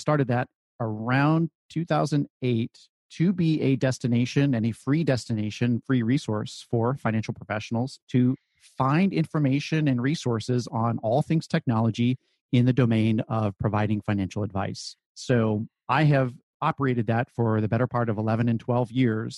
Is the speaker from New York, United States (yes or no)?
no; Silicon Valley, California, United States; I grew up in the Silicon Valley of California, so I guess fortunate to be born there and grow up there.